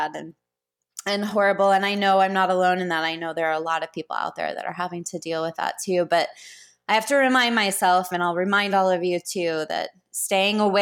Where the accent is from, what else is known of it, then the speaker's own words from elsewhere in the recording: Houston, Texas, United States; When we were little growing up in Houston